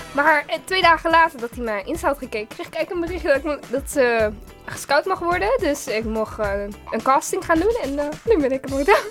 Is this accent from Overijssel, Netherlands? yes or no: no; Rotterdam, South Holland, Netherlands; ik ben 16 jaar, ik kom uit Hoogvliet